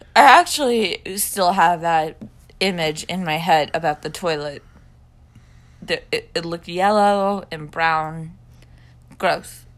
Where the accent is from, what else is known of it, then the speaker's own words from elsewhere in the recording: Scotland, United Kingdom; I am a Scottish person